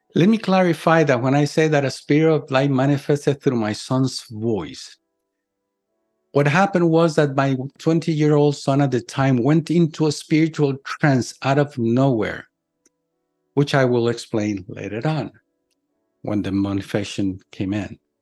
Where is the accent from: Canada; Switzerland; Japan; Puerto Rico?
Puerto Rico; in my hometown, my little island of Puerto Rico.